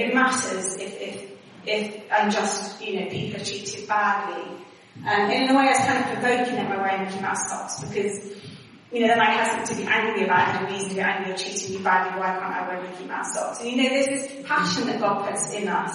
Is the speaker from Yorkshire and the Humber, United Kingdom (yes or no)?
no; Wales, United Kingdom; accent: Welsh twang; moved away as an adult; also born or lived in Exeter / Sheffield; I still had a Welsh twang. And I was told I was Welsh